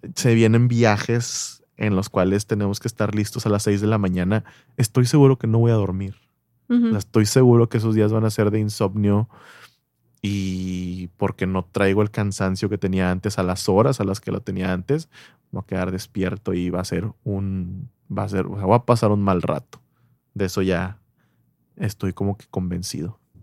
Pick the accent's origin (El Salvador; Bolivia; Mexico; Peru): Mexico; en México somos el país de Latinoamérica